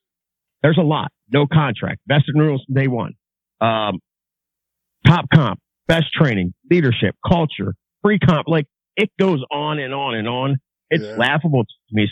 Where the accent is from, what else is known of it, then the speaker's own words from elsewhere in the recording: Baltimore, Maryland, United States; I grew up in Baltimore.